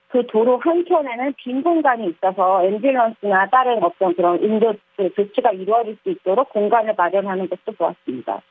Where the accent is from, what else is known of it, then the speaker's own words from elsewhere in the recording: South Korea; moved away as an adult; now in Hong Kong; 한국 사람으로서